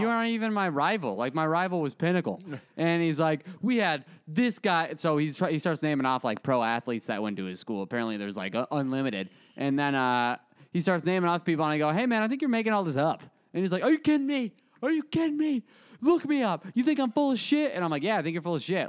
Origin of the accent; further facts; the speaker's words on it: Arizona, United States; moved away; I'm from Arizona